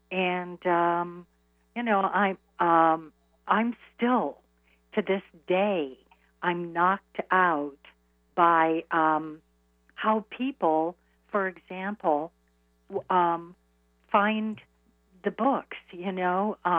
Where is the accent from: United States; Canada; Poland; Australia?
United States; Iowa; now in New York, United States; I moved to New York from Iowa.